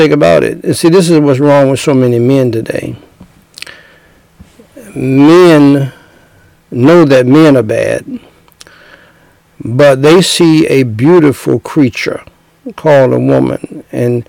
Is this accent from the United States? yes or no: yes; United States; those of us who were born and raised in America